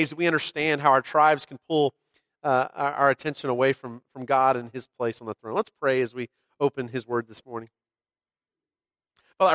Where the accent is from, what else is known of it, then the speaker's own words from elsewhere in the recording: Texas, United States; moved away; I'm a Texan. I was born here and didn't quite get back as fast as I could. You know, we spent some time away, but we're glad we're back on this soil